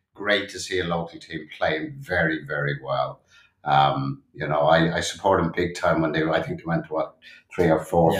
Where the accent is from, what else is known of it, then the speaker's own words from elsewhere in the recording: Dublin, Leinster, Ireland; I grew up in Dublin, Ireland, uh, born in 59